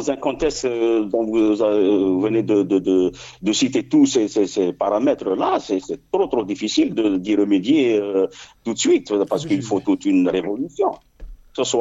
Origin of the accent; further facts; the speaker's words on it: Algeria; chez nous en Algérie